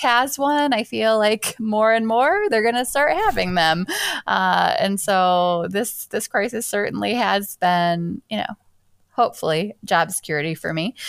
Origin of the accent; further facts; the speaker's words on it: Michigan, United States; also born or lived in Seattle; I was born in Michigan, and spent my whole most of my life here